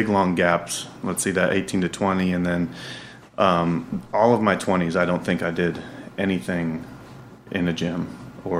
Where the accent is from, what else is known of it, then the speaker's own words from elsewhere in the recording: Sarasota, Florida, United States; also born or lived in Chicago; now in North Carolina, United States; I'm from Sarasota, Florida. That's where I grew